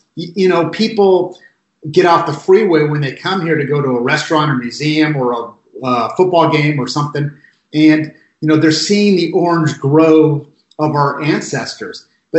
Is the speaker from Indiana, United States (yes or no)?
no; Pasadena, California, United States; I grew up in Eastern Pasadena, which didn't have sort of the West Pasadena cachet of wealth and privilege and, you know, vapors of Millionaire Row swirling about.